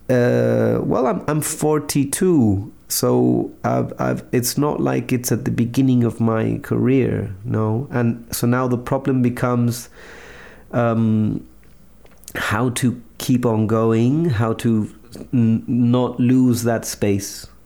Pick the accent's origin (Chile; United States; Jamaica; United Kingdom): Chile; English is a second language; and also you know I'm from Chile. It's not like we have a personal close relationship with any U.S. president.